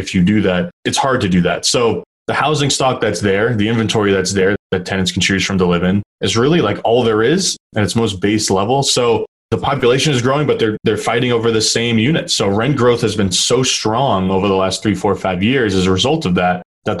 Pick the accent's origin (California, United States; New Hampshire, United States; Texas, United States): New Hampshire, United States; moved away as an adult; also born or lived in Boston, Massachusetts; I just grew up a half an hour south of Manchester. And I grew up in New Hampshire.